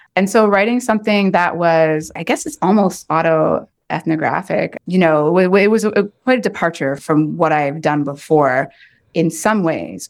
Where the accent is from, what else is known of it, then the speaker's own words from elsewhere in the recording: Oshawa, Ontario, Canada; moved away; also born or lived in Chicago / Ohio / Portland; growing up in Oshawa, Ontario in the nineteen eighties and nineties and just, like, being the only Black person in sight.